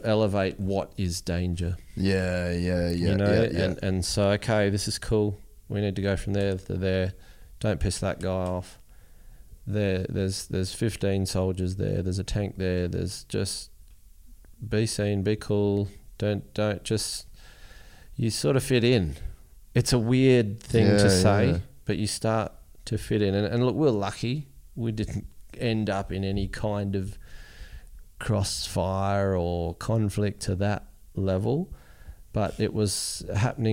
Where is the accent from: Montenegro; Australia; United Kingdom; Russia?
Australia; we're from Australia